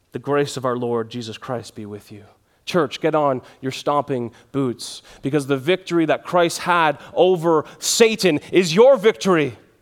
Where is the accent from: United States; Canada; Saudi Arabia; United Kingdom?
Canada